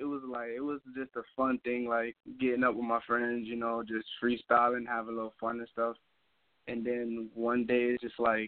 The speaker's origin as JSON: {"language": "English", "town": "Hartford", "region": "Connecticut", "country": "United States", "said": "Hartford, Connecticut."}